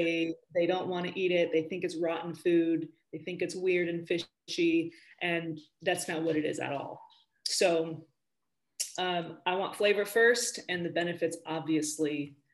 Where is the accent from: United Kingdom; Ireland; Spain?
Spain; also born or lived in California, United States; So I grew up in Spain and in California.